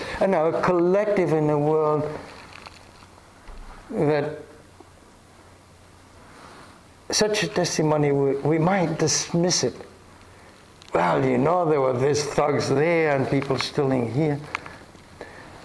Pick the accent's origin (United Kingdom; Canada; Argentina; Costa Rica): Argentina; I grew up in Argentina in such a culture